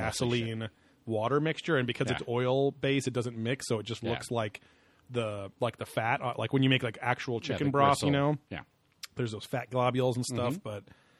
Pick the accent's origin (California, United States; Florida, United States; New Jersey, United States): California, United States; Orange County; we grew up in Orange County.